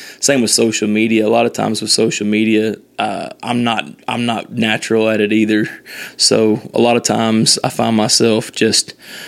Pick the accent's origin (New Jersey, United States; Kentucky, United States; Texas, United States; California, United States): Kentucky, United States; Owensboro; he actually asked me to change my website to where my hometown was to Nashville so that he could do this. And I was like, no, I absolutely not.